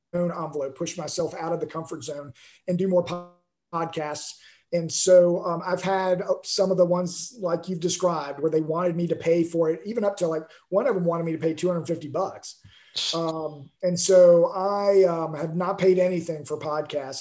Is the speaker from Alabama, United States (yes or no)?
yes; Alabama, United States; now in Houston, United States; I grew up in Alabama before I moved to Texas